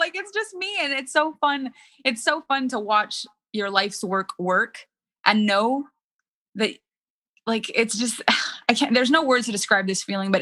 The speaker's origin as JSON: {"language": "English", "country": "Canada", "first_language": "French", "second_language": "English", "said": "I'm French Canadian. French is my first language."}